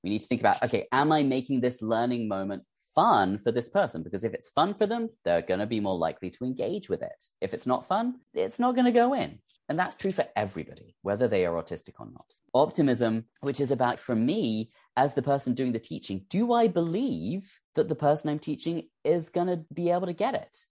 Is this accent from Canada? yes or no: no; England, United Kingdom; we call it Z because we are English